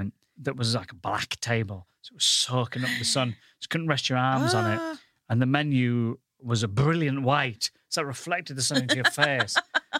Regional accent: Goole, Yorkshire and the Humber, United Kingdom; moved away as an adult; now in London, United Kingdom; I come from the northern town of Goole.

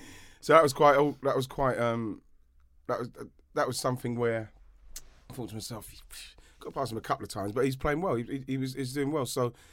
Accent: England, United Kingdom; now in France; because obviously in France, I'm English, they know.

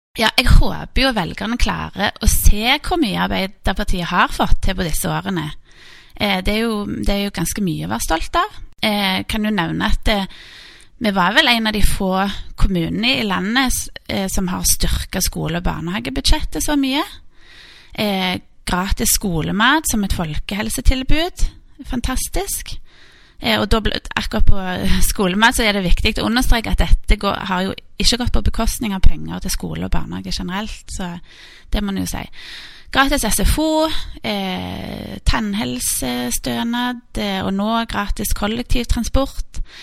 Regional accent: Stavanger, Rogaland, Norway; der jeg vokste opp, eh, Storhaugmarken, som er en sånn grønn oase midt i, midt i byen

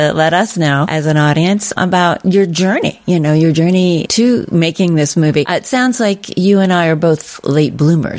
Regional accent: East Coast, United States; I'm from the East Coast

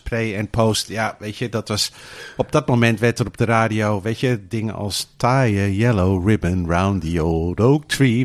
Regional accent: Australia; also born or lived in Rozenburg, Netherlands; now in Netherlands; ik ben in Australië opgevoed

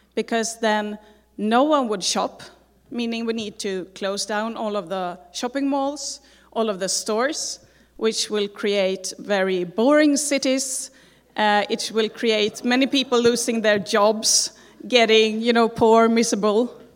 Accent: Sweden; moved away; I'm from Sweden which is not in California

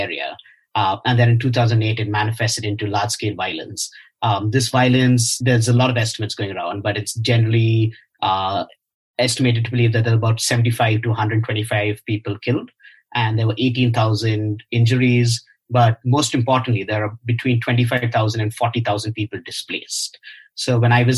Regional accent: India; as a urban, middle-class Christian from India, going to another part of India

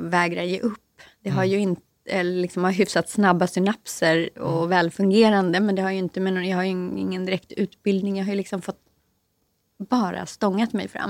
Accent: Sweden; moved away as an adult; now in Stockholm, Sweden; Jag är själv inte från Stockholm, jag är från en liten skruttig landsort mitt i landet.

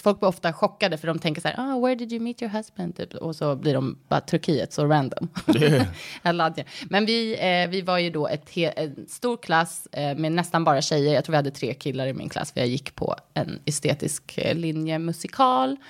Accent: Stockholm, Stockholm County, Sweden; also born or lived in United States; jag kommer från Stockholm. Jag är uppvuxen här

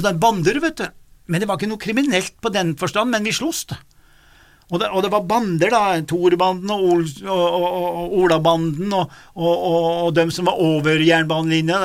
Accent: Lesja and Dovre, Nord-Gudbrandsdalen, Innlandet, Norway; Lesja og Dovre, der jeg kommer fra

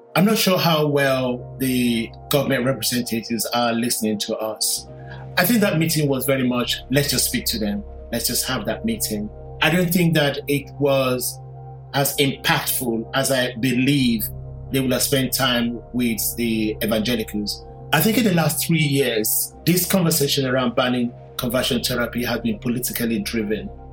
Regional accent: London, United Kingdom; British Nigerian. I was born in London in 1965

